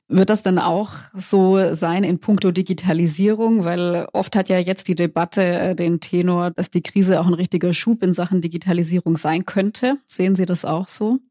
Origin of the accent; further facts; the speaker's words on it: Swabia, Baden-Württemberg, Germany; als Schwäbin